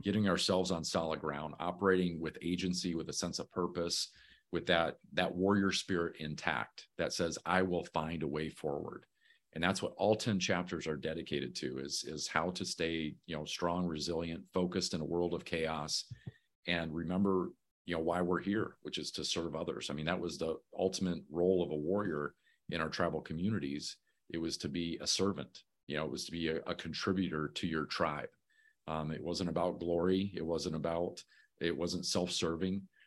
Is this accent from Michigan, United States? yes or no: yes; Muskegon, Michigan, United States; moved away; I'm originally from Muskegon, Michigan.